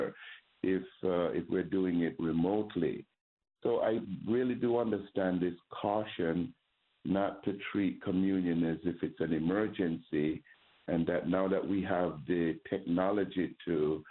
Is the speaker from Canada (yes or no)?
no; Jamaica; moved away; I grew up Roman Catholic in Jamaica